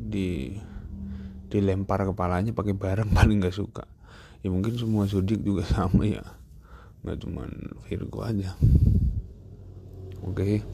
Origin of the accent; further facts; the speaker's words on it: Pematang Siantar, North Sumatra, Indonesia; born there; saya lahir di Pematang Siantar, anak kelahiran tahun 97, 19 September.